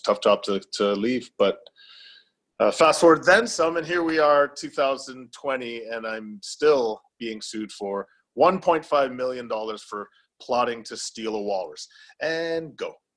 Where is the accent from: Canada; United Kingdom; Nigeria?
Canada; Welland, Ontario; also born or lived in Niagara Falls, Ontario; I'm from a small uh, southern Ontario city called Welland in Canada